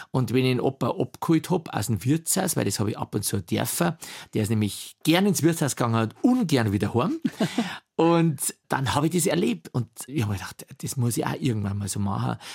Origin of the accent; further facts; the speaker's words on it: Bavaria, Germany; Oberpfälzer, natürlich. Und wir haben auch Dialektschmerzen dürfen, auch im Unterricht.